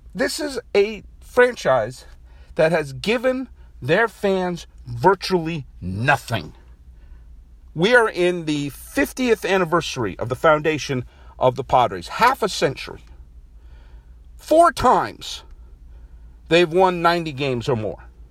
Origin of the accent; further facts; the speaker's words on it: New England, United States; I was born in New England